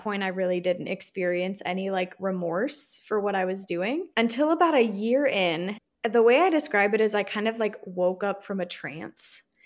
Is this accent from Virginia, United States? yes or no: yes; Virginia, United States; moved away as an adult; now in Texas, United States; I'm from Virginia, but I currently live in a super teeny tiny border town in Texas